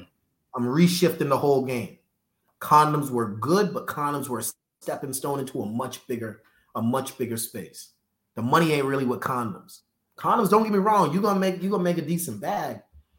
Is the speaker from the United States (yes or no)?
yes; Boston, Massachusetts, United States; also born or lived in New York; now in Atlanta, United States; I'm from Boston